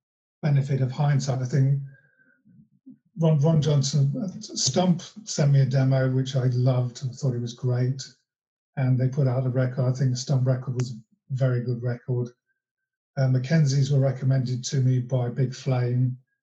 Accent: Long Eaton, East Midlands, United Kingdom; John Walters was from my hometown of Long Eaton.

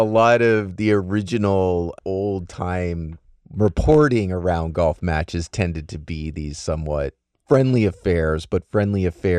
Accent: United States; I'm very American.

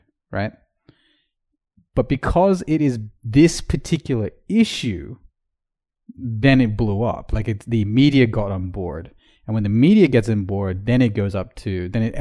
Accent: Australia; as the Australian correspondent myself

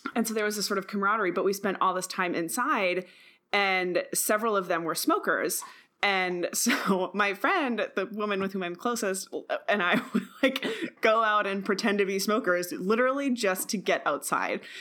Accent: Midwest, United States; also born or lived in Rust Belt; I grew up in the Midwest

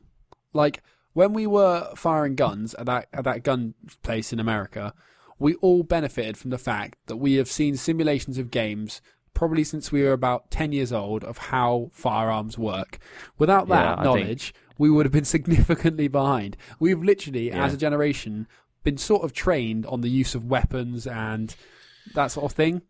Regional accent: England, United Kingdom; Growing up in England, in middle-class England, in sort of the schools we go to, it kind of just seeps into your culture a bit.

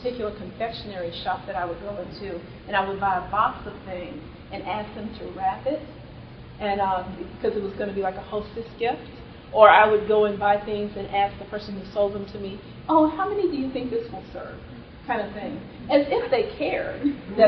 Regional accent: Austin, Texas, United States; moved away as an adult; also born or lived in Cambridge, Massachusetts; I grew up in Austin, Texas

